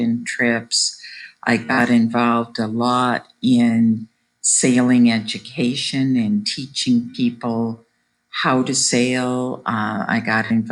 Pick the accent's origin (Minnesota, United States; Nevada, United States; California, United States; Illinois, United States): Illinois, United States; Chicago; I grew up in Chicago